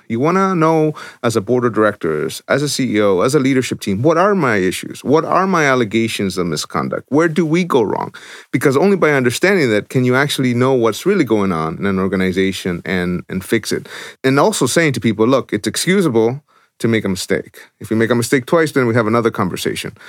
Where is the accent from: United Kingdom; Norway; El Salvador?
El Salvador; born or raised there; moved away